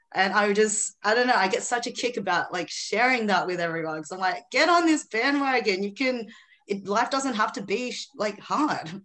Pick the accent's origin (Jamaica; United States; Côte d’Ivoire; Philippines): Philippines; now in Australia; I was born in the Philippines originally. I'm in Australia now